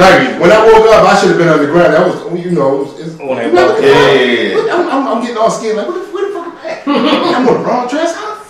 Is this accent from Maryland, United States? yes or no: yes; Baltimore, Maryland, United States; also born or lived in Brooklyn, New York; Born and raised here